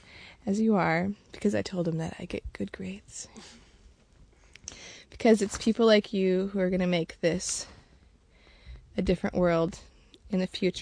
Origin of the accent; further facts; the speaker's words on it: Northern Michigan, United States; I'm from Northern Michigan, which I still think is a pretty special place. It's kind of out there as far as, you know, away from cities, and we get a lot of snow, and it gets really cold in the winter.